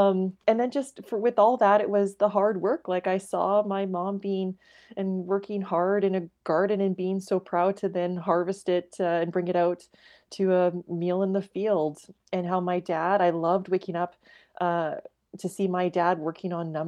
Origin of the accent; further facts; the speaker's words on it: Watrous, Saskatchewan, Canada; And I just loved growing up in Watrous.